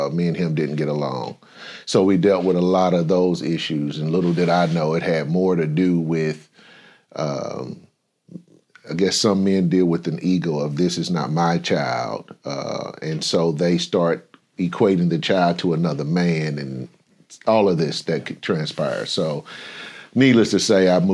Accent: St. Louis, Missouri, United States; I grew up in St. Louis, Missouri

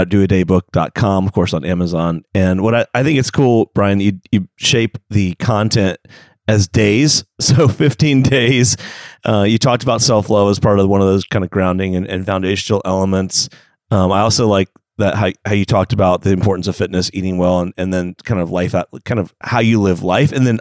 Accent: Atlanta, Georgia, United States; that's my hometown

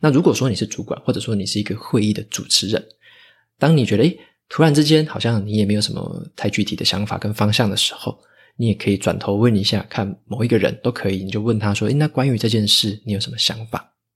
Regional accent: Taitung, Taitung County, Taiwan; moved away; 回台东那边，我的老家去施打

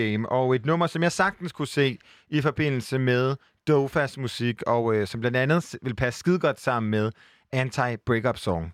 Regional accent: Aarhus, Central Denmark Region, Denmark; nu er jeg jo selv fra Aarhus

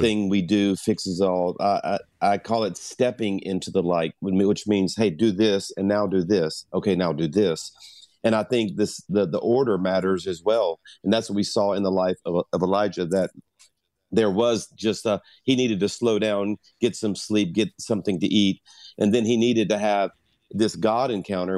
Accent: South Louisiana, United States; I'm a Cajun from South Louisiana

